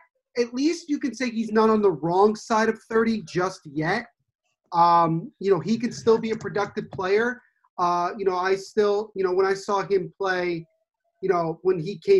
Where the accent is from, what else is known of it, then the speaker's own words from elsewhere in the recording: New Jersey, United States; guys that play in the home state, who are from my home state